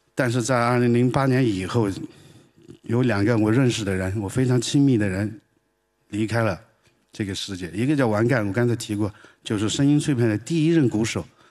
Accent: Greater and Lesser Liangshan, Sichuan, China; Chinese is a second language; moved away as an adult; now in Beijing, China; 我是四川大小凉山人，我是个彝族，但彝族是四九年以后才有的哈，原来叫蛮子

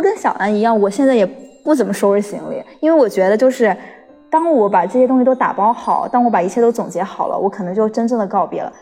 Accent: Hunan, China; moved away as an adult; now in Beijing, China; 我是从湖南来的

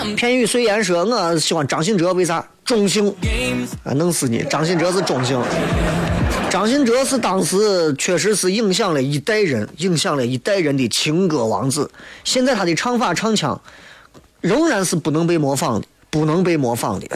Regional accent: Xi'an, Shaanxi, China; 我们西安人挑剔我们自己，是吧？

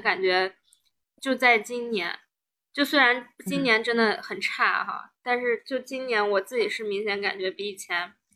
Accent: China; also born or lived in United States; 我们中国人

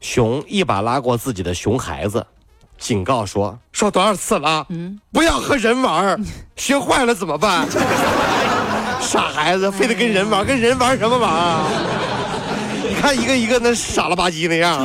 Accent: Ningbo, Zhejiang, China; 我是宁波人啊，和我谈恋爱呢，我就一定要系海鲜了

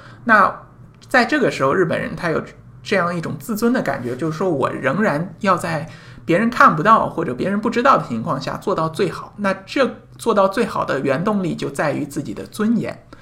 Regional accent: China; 这这个就可能我们中国人或者说我们大陆人可能不大好理解这样的一种思维模式

